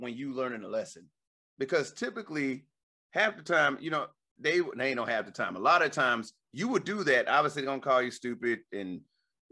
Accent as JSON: {"language": "English", "region": "the South", "country": "United States", "moved": "yes", "said": "I was from the South"}